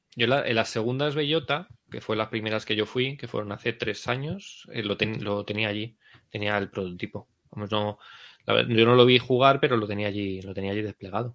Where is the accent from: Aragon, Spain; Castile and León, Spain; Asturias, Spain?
Castile and León, Spain; Medinaceli; Medina Celi que es mi pueblo